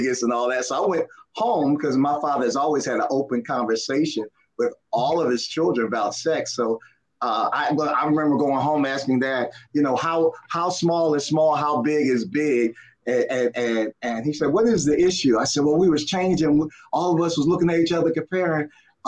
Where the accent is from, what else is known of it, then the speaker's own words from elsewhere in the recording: Philadelphia, Pennsylvania, United States; I grew up in Philly